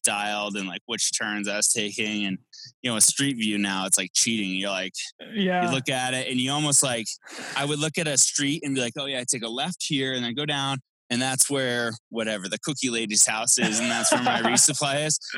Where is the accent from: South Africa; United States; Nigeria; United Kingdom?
United States; East Coast; moved away; growing up on the East Coast